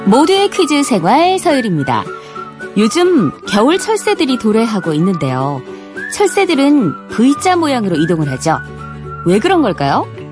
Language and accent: Korean; Gyeongsang, South Korea; 저도 이게 경상도 출신이거든요.